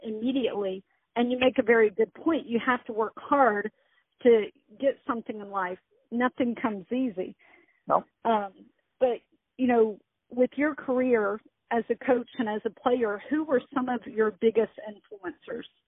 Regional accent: United States; also born or lived in Texas / Chicago, Illinois / Dallas, Texas; I was born in Texas, raised in uh half Chicago, half Dallas, where my dad was from

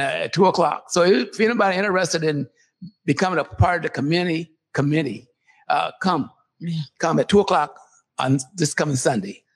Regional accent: Seattle, Washington, United States; also born or lived in California; when I came, we came to Seattle, we came from California

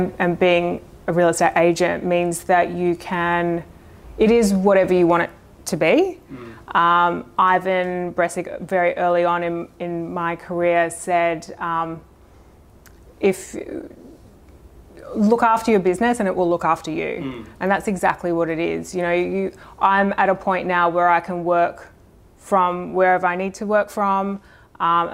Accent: Brisbane, Queensland, Australia; moved away; I grew up in Brisbane.

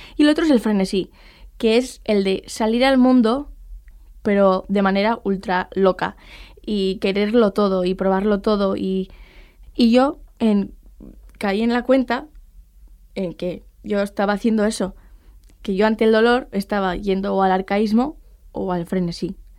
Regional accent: Pamplona, Navarre, Spain; soy de Pamplona y soy estudiante de Periodismo y Filosofía

